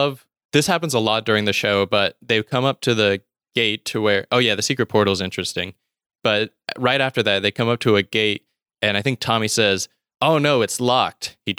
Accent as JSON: {"language": "English", "region": "the South", "country": "United States", "tie": "born or raised there", "said": "so I grew up in the South. It's a very religious area"}